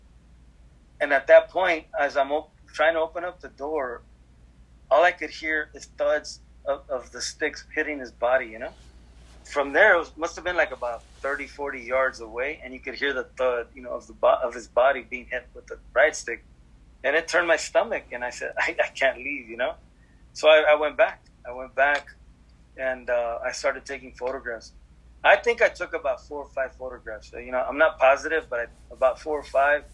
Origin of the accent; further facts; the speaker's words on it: Los Angeles, California, United States; I grew up on Whittier